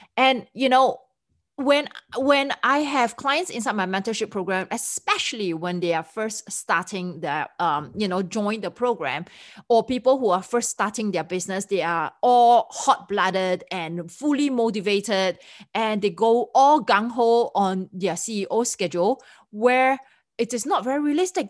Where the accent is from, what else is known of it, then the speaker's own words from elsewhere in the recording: Singapore; accent: Singlish; me being a Singaporean, we have our own, uh, version of English that's called Singlish.